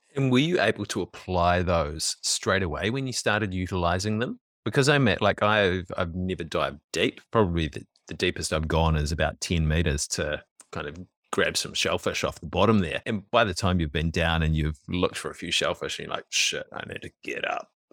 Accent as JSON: {"language": "English", "region": "Auckland", "country": "New Zealand", "tie": "born or raised there", "also_born_or_lived": "Swanson", "said": "I was also born in West Auckland and lived in Swanson for a little bit"}